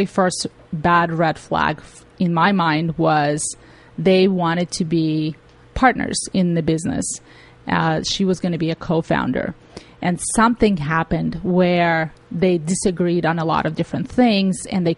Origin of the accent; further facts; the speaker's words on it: Tajikistan; also born or lived in Russia; now in United States; I came from Tajikistan, which is part of the former Soviet Union, and we didn't have technology there.